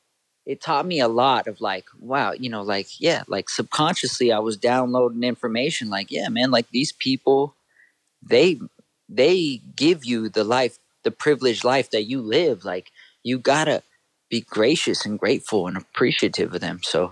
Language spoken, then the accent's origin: English; Northridge, California, United States; I grew up in the Valley here in Northridge. Still live in the Valley.